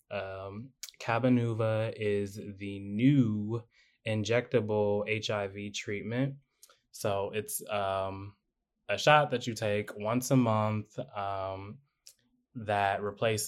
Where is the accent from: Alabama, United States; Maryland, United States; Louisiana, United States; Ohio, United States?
Ohio, United States; Cleveland; moved away; we're from Cleveland. We love Cleveland.